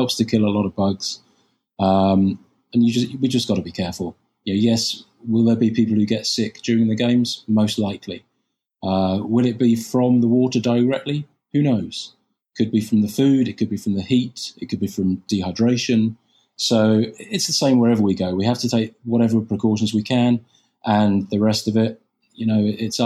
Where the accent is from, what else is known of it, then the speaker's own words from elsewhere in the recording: United Kingdom; moved away; I'm British